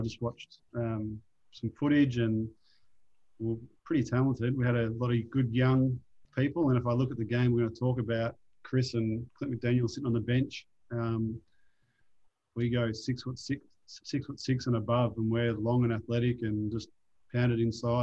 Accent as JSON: {"language": "English", "town": "Melbourne", "region": "Victoria", "country": "Australia", "tie": "born or raised there", "moved": "yes", "said": "growing up in Melbourne playing professional basketball"}